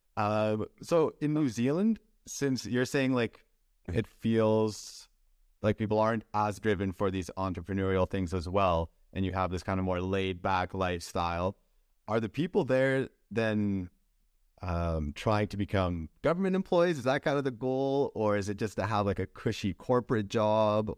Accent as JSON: {"language": "English", "country": "Canada", "said": "as a Canadian, if I would wanna work in the United States, I would need a visa."}